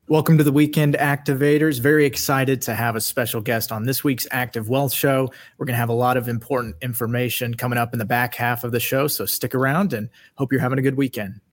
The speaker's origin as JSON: {"language": "English", "region": "Kansas", "country": "United States", "tie": "born or raised there", "moved": "as an adult", "said": "I grew up in the Midwest in Kansas"}